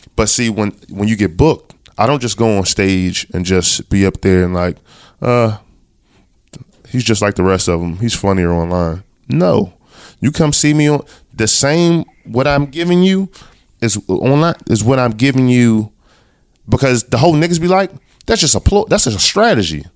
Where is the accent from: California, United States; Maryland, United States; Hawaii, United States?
Maryland, United States; Baltimore; we're both from Baltimore.